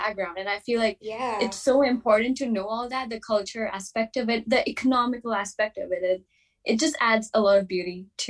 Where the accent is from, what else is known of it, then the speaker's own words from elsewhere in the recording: India; being an Indian